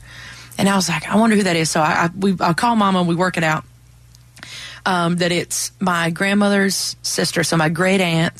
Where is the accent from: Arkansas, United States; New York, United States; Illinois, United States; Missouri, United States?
Arkansas, United States; Mammoth Spring; And then when I was growing up in Mammoth Spring, we lived really close to Hardy. Like, that's where I went to high school, was over in Highland.